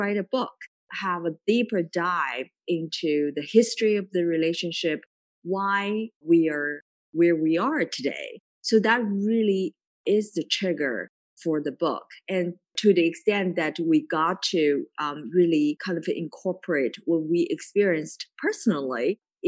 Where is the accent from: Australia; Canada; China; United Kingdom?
China; moved away as an adult; now in United States; I was born and raised in China and, you know, was able to go to college in Shanghai